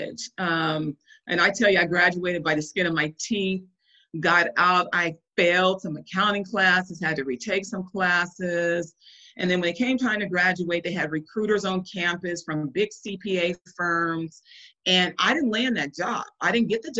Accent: Compton, California, United States; So I'm born and raised in Compton, California. I'm a West Coast girl

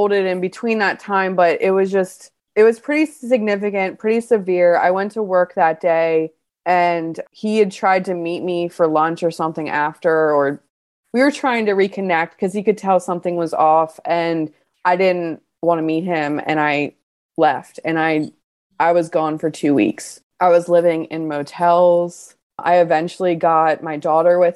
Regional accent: Baltimore, Maryland, United States; I'm from Baltimore and I was really in surrounding areas in the county, in the city

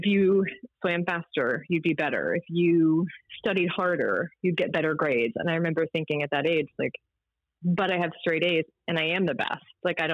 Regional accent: Baltimore, Maryland, United States; also born or lived in Towson, Maryland / Whiteford, Maryland; I grew up in Baltimore. It was a lacrosse town

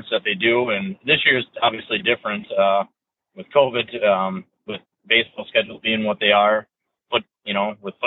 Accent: New Ulm, Minnesota, United States; I grew up and played in New Ulm and played for the high school team

